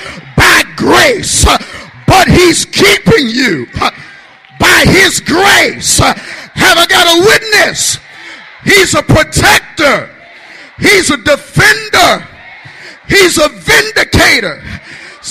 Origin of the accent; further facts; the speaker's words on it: Detroit, Michigan, United States; I'm from Detroit, Michigan